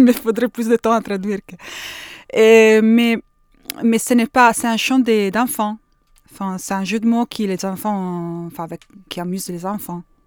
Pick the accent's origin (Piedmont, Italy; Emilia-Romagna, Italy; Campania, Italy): Emilia-Romagna, Italy; Bologna; French is a second language; je viens de Bologne